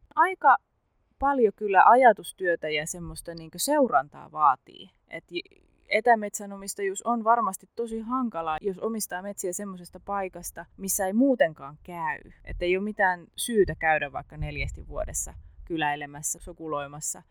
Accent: Central Ostrobothnia, Finland; born or raised there; now in Southern Finland, Finland

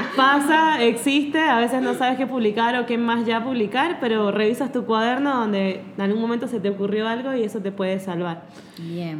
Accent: Mérida, Venezuela; moved away; yo soy de Mérida

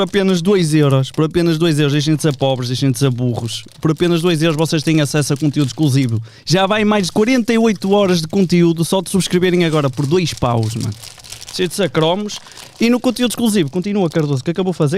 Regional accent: Vila Nova de Gaia, Portugal; eu sou de Vila Deste

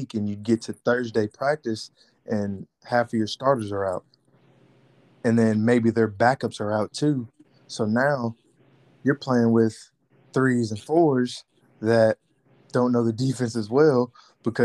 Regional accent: Houston, Texas, United States; my hometown, Houston.

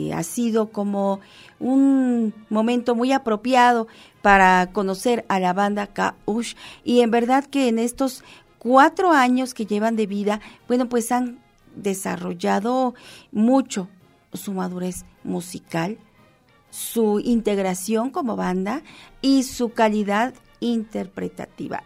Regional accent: Mexico; como mexicanos que somos

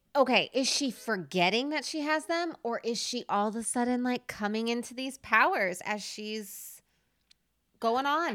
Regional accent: Nevada, United States; I was born in Nevada

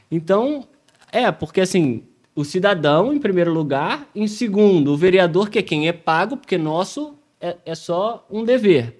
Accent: Rio de Janeiro, Brazil; não sou paulista, pô, sou carioca

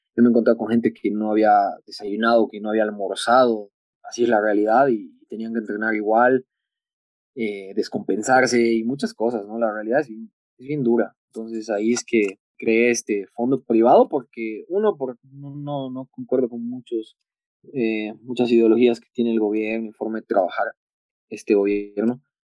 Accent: Bolivia; deportista por Bolivia unos 16 años

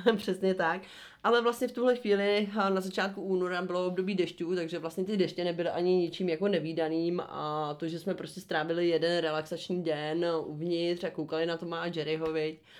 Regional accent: Czechia; u nás v Republice České

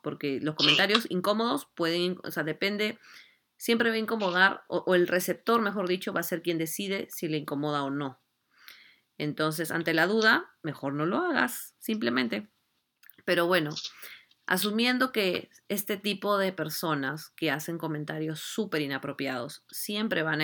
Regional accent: Lima, Peru; nosotros somos de Lima

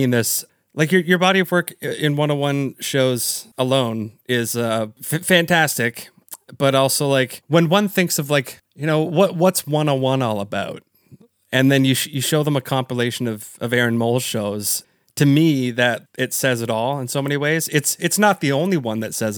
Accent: Canada; I'm from Canada

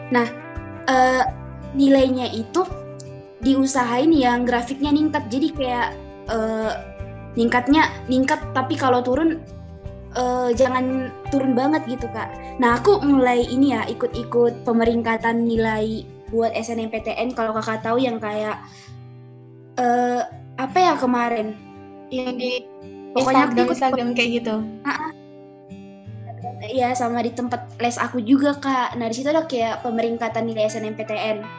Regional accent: North Sumatra, Indonesia; Aku adalah mahasiswa akuntansi di Universitas Diponegoro. Kalau asalnya itu aku dari Sumatera Utara ya. Nah, sekolahnya itu dulu di SMA Negeri 2 Bali G.

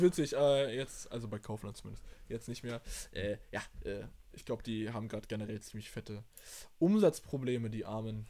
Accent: Germany; bei uns in Deutschland

